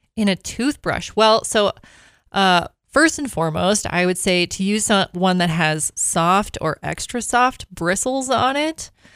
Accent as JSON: {"language": "English", "region": "Minnesota", "country": "United States", "moved": "yes", "said": "I am from Minnesota."}